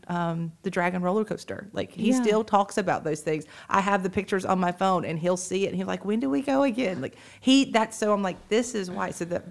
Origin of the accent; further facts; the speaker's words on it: Moultrie, Georgia, United States; now in Perry, United States; I grew up growing up in Moultrie.